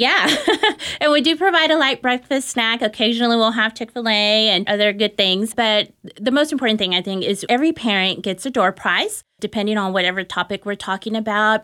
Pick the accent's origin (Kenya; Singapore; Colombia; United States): United States; Dallas, Texas; I was born and raised here in Dallas, Texas